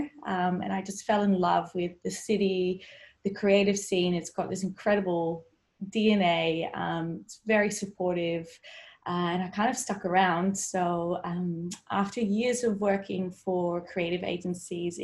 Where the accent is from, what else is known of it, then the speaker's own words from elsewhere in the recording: Netherlands; I grew up in the Netherlands